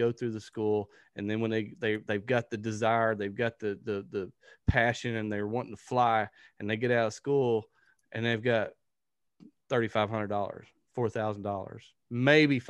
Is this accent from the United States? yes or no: yes; Texarkana, United States; I'm from Texarkana